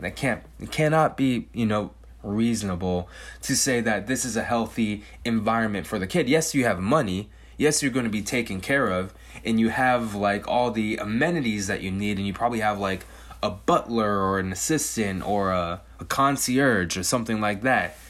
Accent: California, United States; I've born and raised in California, spent, like, ninety-nine percent of my life in California.

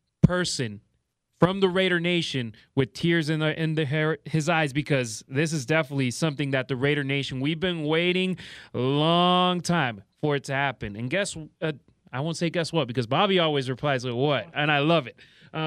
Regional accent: Los Angeles, California, United States; I'm from Los Angeles.

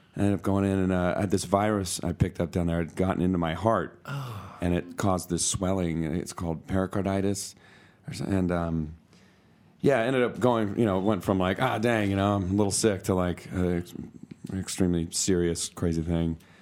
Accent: McCall, Idaho, United States; I'm from McCall.

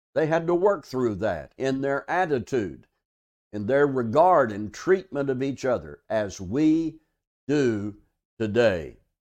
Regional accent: Arkansas, United States; now in South Texas, United States; I'm from Arkansas

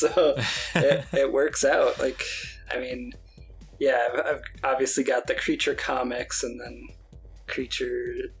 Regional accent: New York, United States; also born or lived in Portland; now in Las Vegas, United States; I'm initially from New York, but I've moved all around and now I'm in Las Vegas.

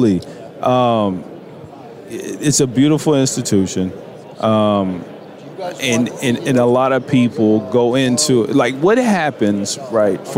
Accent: Virginia, United States; I'm from Virginia. I'm from the country, right? So it's, you know, I grew up around horses

